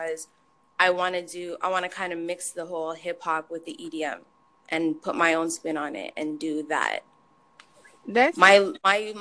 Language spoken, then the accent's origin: English; Toronto, Ontario, Canada; moved away as an adult; also born or lived in Barbados / Detroit / Farmington Hills; now in Windsor, Canada; I'm from Toronto originally, born in Barbados